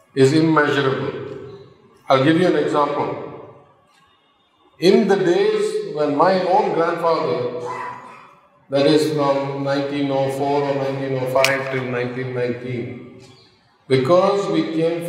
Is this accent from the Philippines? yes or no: no; Madurai, Tamil Nadu, India; Madurai, the hometown for most of us